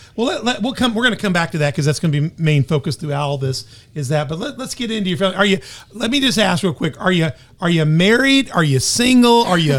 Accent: Memphis, Tennessee, United States; moved away; I'm from Memphis. That explains it. My family's all from here

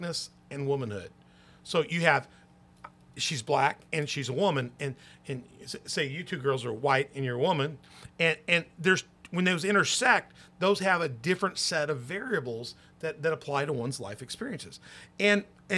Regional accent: Memphis, Tennessee, United States; I grew up in Memphis, Tennessee. I was a little boy

